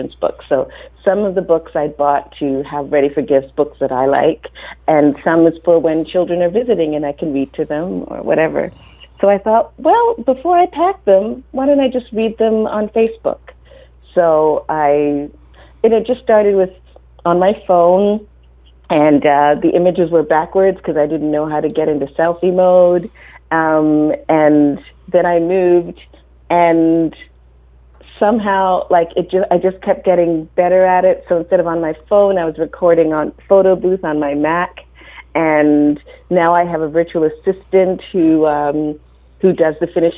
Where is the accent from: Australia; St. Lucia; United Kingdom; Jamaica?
Jamaica; moved away; I was born in Jamaica, and kids go to school really young